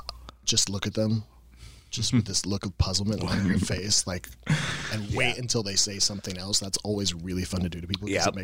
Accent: Indiana, United States; I'm from Indiana.

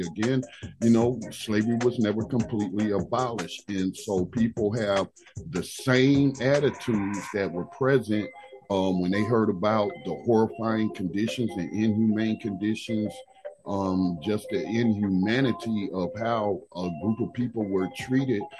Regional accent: North Carolina, United States; my home state of North Carolina

